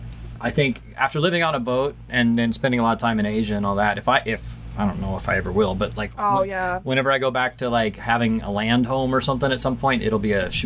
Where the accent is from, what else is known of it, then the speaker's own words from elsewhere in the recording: Texas, United States; I'm from Texas